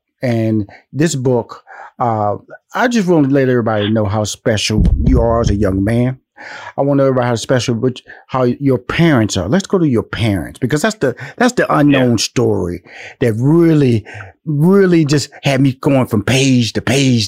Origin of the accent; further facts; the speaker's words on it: Houston, Texas, United States; you know, the Houston boy, I'm from Houston. So, So I took a Houston boy to wore the polo boots